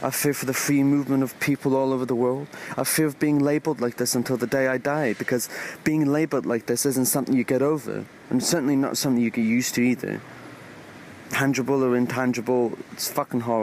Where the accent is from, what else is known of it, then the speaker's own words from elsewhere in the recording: Sweden; I'm born and raised in Sweden to Iranian parents.